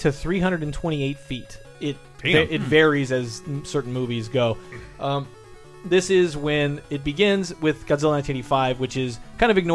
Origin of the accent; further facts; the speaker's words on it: Midwest, United States; growing up in the Midwest, in the mid-80s